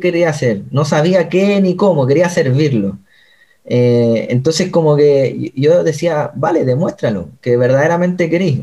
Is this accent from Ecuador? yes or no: no; Chile; moved away as an adult; also born or lived in China; now in Pedrezuela, Spain; soy chileno de toda la vida